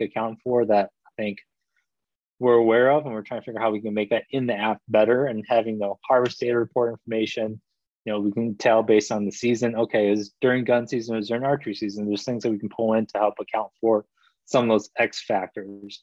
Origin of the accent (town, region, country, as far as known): Michigan, United States; born or raised there; also born or lived in Korea